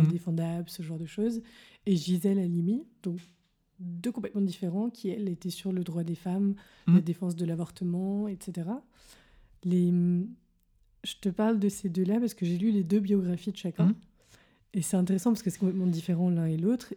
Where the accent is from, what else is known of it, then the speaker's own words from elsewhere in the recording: France; quand on est français